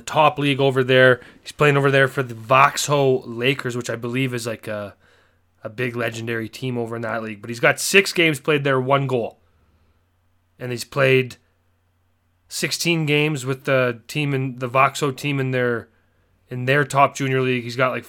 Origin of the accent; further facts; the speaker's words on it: Canada; Me as a Canadian, not being too familiar with the NCAA